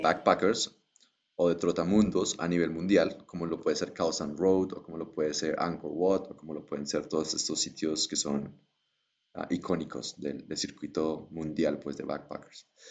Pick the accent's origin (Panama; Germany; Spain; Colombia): Colombia; viniendo de Colombia